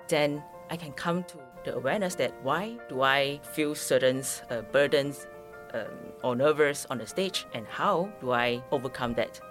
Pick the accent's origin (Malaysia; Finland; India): Malaysia; now in Taiwan; I'm a Malaysian